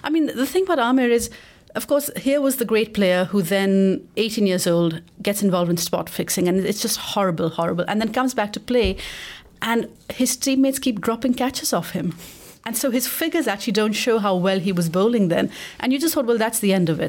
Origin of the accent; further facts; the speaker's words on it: Pakistan; I'm a Pakistani and a novelist